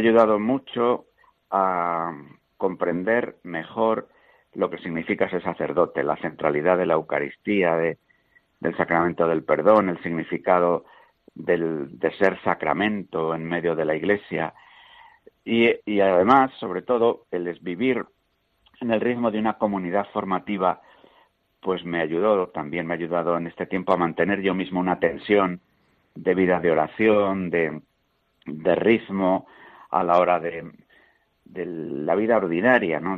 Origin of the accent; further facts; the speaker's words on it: Meneses de Campos, Castile and León, Spain; Allí en mi propio pueblo, pues yo, además de ser bautizado, claro, pues hice el, el itinerario sencillo en aquel tiempo de la, de la iniciación cristiana, participé pues de la vida de la parroquia, de la realidad de la escuela, de mi propio pueblo